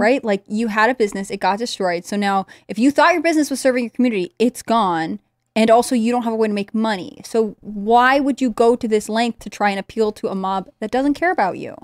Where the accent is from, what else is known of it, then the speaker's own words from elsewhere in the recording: Connecticut, United States; I grew up in Connecticut